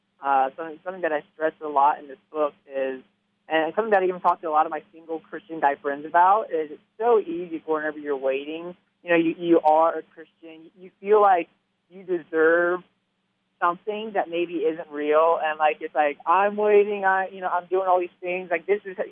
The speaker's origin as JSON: {"language": "English", "region": "Southern Alabama", "country": "United States", "tie": "born or raised there", "said": "I grew up in Southern Alabama"}